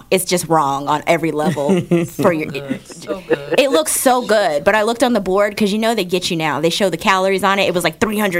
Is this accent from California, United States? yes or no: no; New Jersey, United States; Every Saturday, growing up in New Jersey, my Nana lived around the corner from us, and she actually lives in Atlanta now.